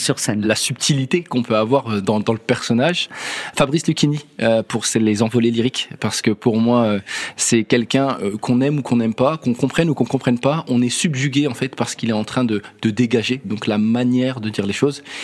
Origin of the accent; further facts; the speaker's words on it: France; en tant que Français